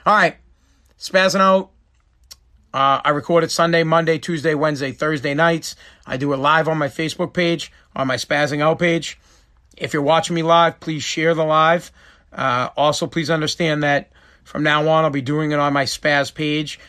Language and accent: English; United States; as an American